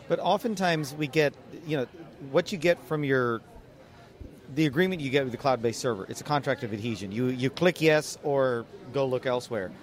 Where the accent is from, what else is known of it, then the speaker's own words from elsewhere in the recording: Dallas, Texas, United States; Dallas, Texas. You know, it's my hometown